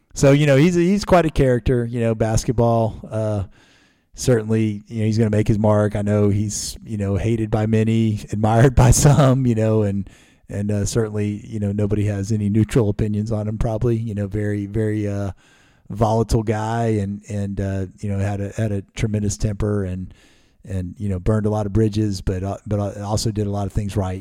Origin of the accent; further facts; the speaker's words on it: Maryland, United States; moved away; I grew up in Maryland